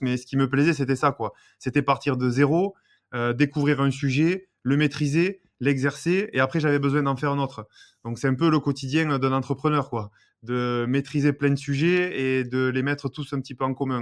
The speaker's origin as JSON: {"language": "French", "town": "Béziers", "region": "Occitania", "country": "France", "moved": "as an adult", "said": "je suis originaire de Béziers"}